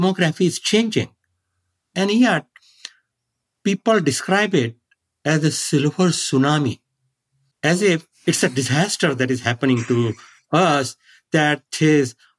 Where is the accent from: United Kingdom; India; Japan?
India; now in San Diego, United States; I grew up in India